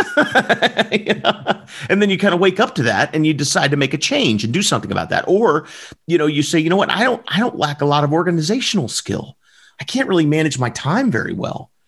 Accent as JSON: {"language": "English", "region": "Southern Alabama", "country": "United States", "said": "I'm from the South. I'm from Southern Alabama"}